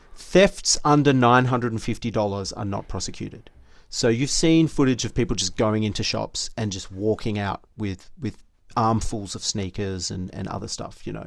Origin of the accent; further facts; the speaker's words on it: Australia; we're three Aussie blokes